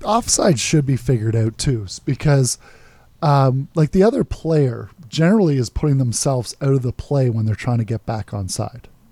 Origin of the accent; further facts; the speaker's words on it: Canada; as a Canadian